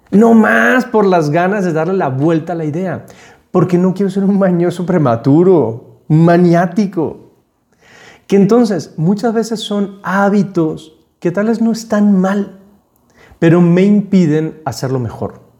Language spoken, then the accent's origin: Spanish; Panama; Y entonces yo llegué como un panameño hablando como panameño. Entonces el panameño habla muy rápido, va cortando las palabras, no se le entiende nada. Y eso es lo que me pasaba a mí. No se me entendía nada. Entonces tuve que desaprender mi acento